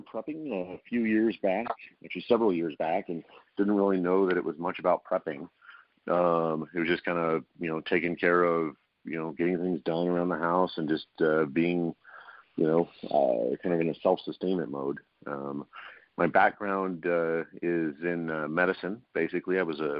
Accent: Louisiana, United States; also born or lived in San Francisco; I'm from South Louisiana, and we had hurricane preps, and we've always been kind of minded that way.

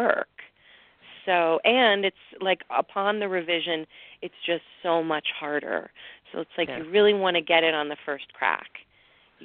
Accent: Pittsburgh, Pennsylvania, United States; moved away; my hometown of Pittsburgh

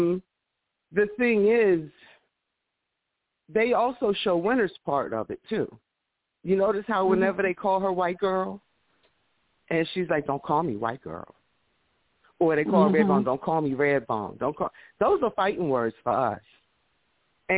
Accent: Baltimore, Maryland, United States; I'm from East Baltimore

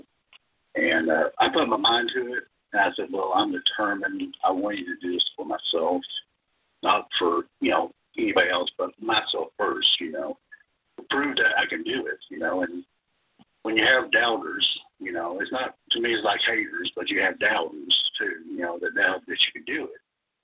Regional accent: Eastern Kentucky, United States; I lived in Eastern Kentucky

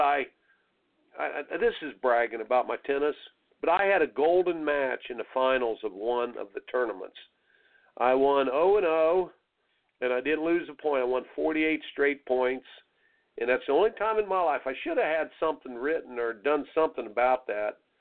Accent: Indiana, United States; growing up in Indiana

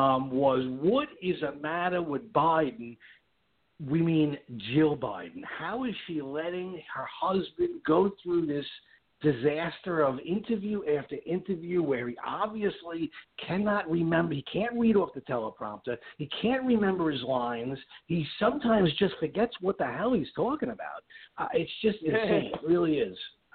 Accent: New York, United States; moved away as an adult; now in West Palm Beach, United States; I come from New York, but I recently relocated to Florida, and that's where we are.

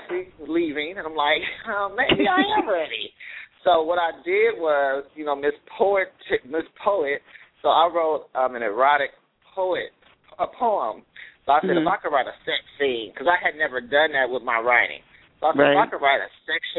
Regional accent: Oakland, California, United States; I want to do something to represent my hometown

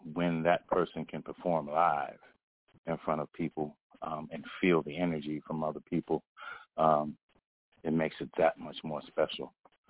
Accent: North Carolina, United States; now in Virginia, United States; Even though I'm from North Carolina, I'm coming to North Carolina. But right now, I've been here for a while

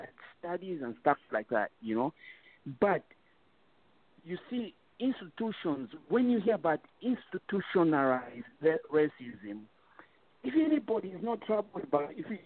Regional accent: Zambia; first language Bemba; English is a second language; English is my second language. I was brought up speaking Bemba. That was my first language

